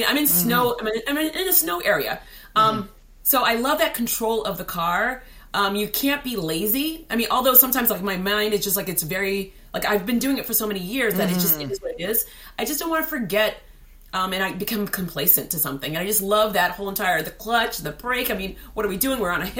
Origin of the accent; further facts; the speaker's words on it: Haiti; And so born and raised in Haiti, the curious kid, literally like my parents would just say like, I go, we're afraid that she's going to get kidnapped because I would just wander.